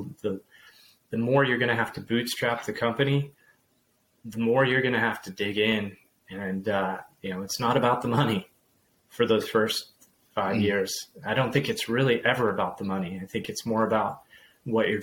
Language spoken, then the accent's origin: English; Whitefish, Montana, United States; now in North Idaho, United States; I grew up in Whitefish, Montana